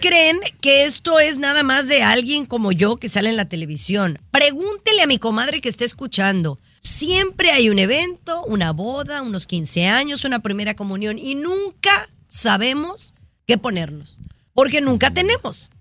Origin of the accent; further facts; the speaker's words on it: Mexico; moved away; no me he registrado para votar en el extranjero como mexicana